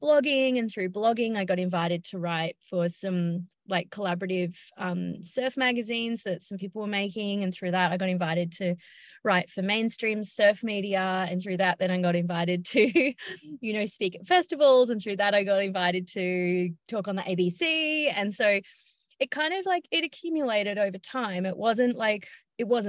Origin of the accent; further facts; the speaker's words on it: Byron Bay, New South Wales, Australia; I just moved home. I'm from Byron Bay